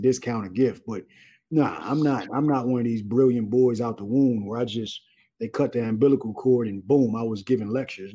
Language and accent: English; Los Angeles, California, United States; I'm from South Central Los Angeles